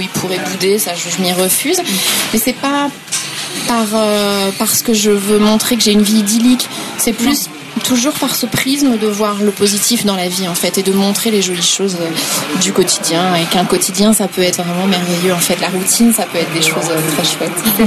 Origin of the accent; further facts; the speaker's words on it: Pays Bigouden, southern Finistère, Brittany, France; now in Nantes, France; je suis bigoudaine